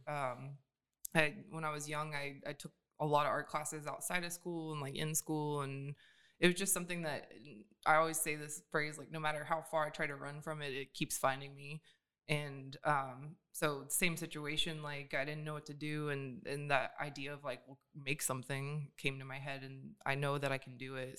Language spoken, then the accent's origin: English; Atlanta, Georgia, United States; moved away as an adult; also born or lived in Pontiac, Michigan; now in Sacramento, United States; I grew up in Atlanta. So right outside of Atlanta